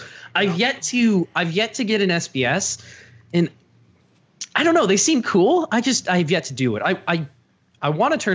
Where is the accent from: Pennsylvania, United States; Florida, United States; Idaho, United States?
Florida, United States; Tampa; moved away; I'm originally from Tampa